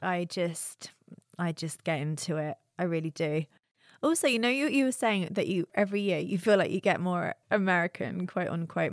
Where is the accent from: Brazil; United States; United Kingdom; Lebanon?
United Kingdom; moved away